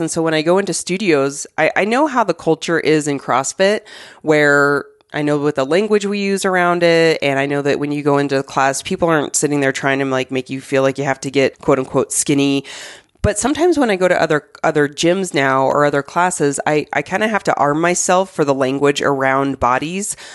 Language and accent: English; Arizona, United States; moved away; I grew up in Arizona